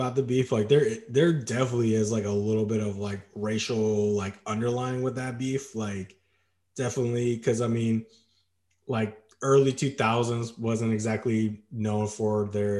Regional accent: Portland, Oregon, United States; I was growing up in Portland

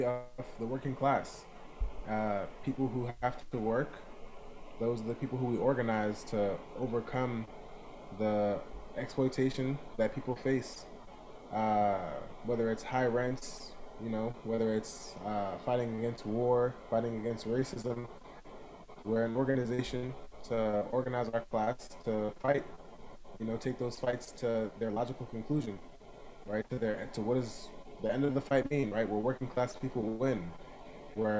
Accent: New York City, New York, United States; moved away as an adult; now in Boston, United States; I am originally from Brooklyn

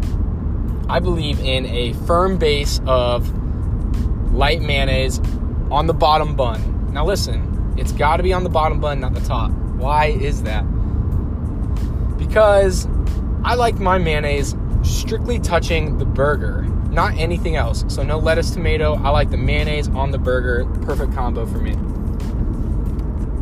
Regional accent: Ohio, United States; I'm from Ohio

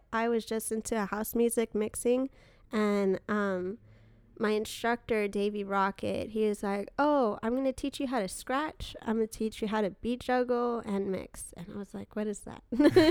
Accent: Glendale, California, United States; Yes, in Glendale.

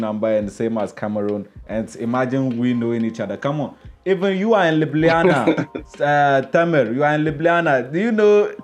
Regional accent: Ghana; now in Slovenia; I'm from Ghana.

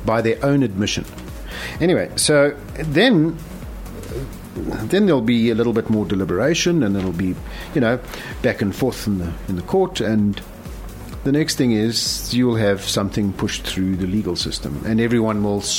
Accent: South Africa; how is it that the government doesn't refer to us as South African?

